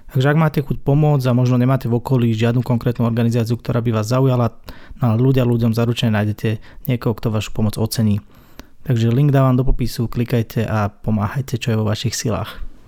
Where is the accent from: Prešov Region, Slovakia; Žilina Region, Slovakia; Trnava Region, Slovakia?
Trnava Region, Slovakia; Sereď; u nás doma v Seredi